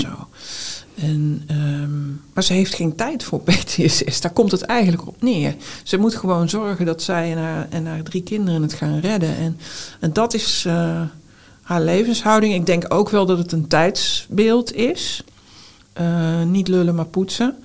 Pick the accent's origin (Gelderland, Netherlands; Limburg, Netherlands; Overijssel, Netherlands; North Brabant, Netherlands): North Brabant, Netherlands; now in Utrecht, Netherlands; als Brabantse auteur